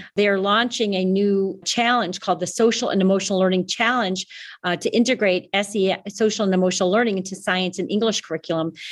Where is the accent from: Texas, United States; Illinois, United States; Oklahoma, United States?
Illinois, United States; Chicago; now in Canada; I grew up in Chicago